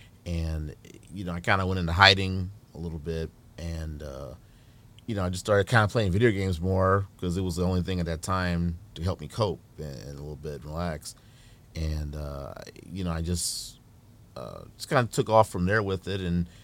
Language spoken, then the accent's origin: English; Dayton, Ohio, United States; also born or lived in New Orleans; now in Toledo, United States; Originally, I was born in New Orleans, Louisiana. Moved to Ohio when I was about 7-ish, you know, years old. And lived in Dayton. Moved to Toledo in about 99. You know, kind of been here since.